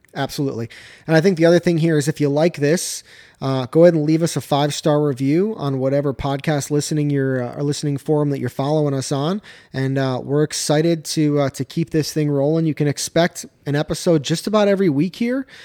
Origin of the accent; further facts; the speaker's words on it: Michigan, United States; moved away as an adult; also born or lived in North Carolina; now in Georgia, United States; I grew up in Michigan, right? Relatively flat terrain.